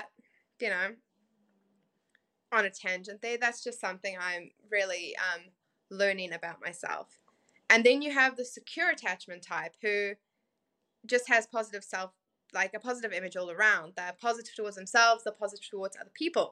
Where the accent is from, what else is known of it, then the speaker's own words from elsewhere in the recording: South Africa; growing up in South Africa, it wasn't an easy life.